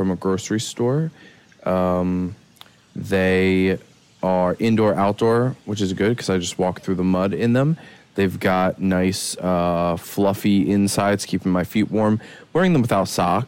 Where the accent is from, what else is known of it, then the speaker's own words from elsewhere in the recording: Philadelphia, Pennsylvania, United States; now in California, United States; I grew up in Philadelphia, in Pennsylvania